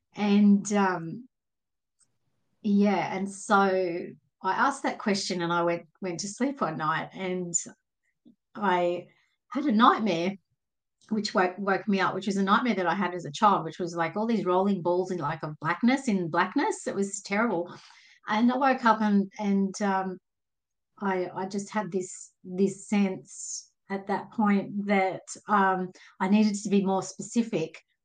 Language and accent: English; Sydney, New South Wales, Australia; I'm from from Sydney, Australia, just in the in the suburbs